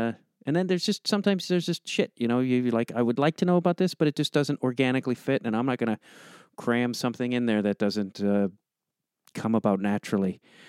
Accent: outside Chicago, Illinois, United States; moved away; And I grew up outside Chicago and lived in the city for, I lived in Wicker Park

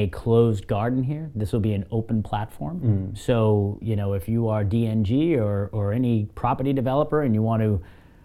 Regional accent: Boston, Massachusetts, United States; moved away; I am from the Boston area

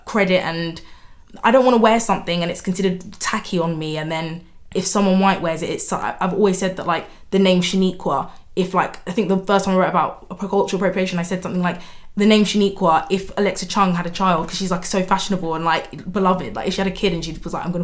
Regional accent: Nigeria; we're Nigerian

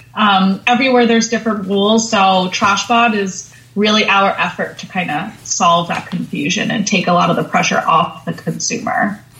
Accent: Long Island, New York, United States; growing up on Long Island, I grew up in a lot of nature

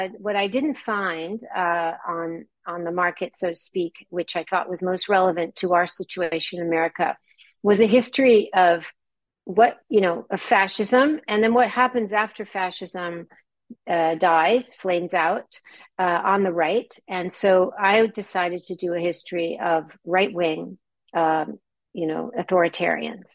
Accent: Los Angeles, California, United States; I grew up in Southern California on the beach near Malibu, in a town that was a refuge in the 30s

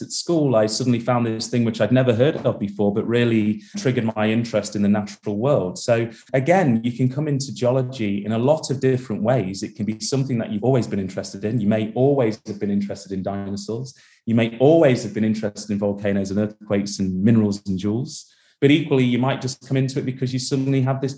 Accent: Derby, East Midlands, United Kingdom; now in Manchester, United Kingdom; I was born and raised in Derby in the UK. I now live just outside of Manchester

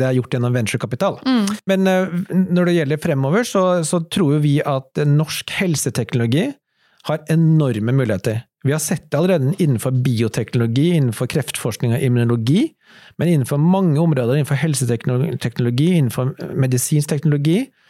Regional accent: Norway; Alle vi som startet det, var norske

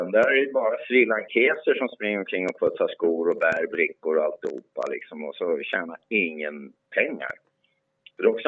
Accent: Sweden; Som svenskar kan vi faktiskt säga att våra företrädare har inte sysslat med det.

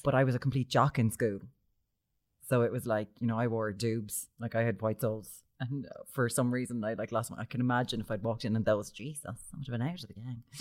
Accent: Limerick, Munster, Ireland; I'm from Limerick.

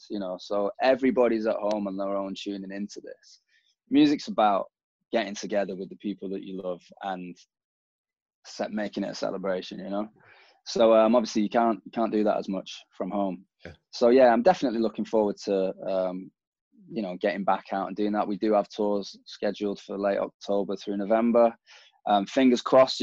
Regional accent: Manchester, North West England, United Kingdom; as someone from Manchester

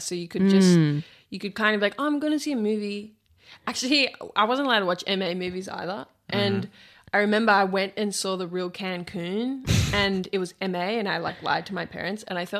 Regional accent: Sydney, New South Wales, Australia; we're from the North Shore

